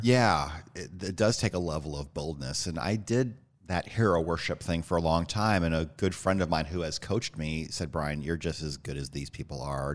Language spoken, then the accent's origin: English; Northwood, Iowa, United States; moved away; also born or lived in Illinois; And I grew up in Iowa, a little town called Northwood.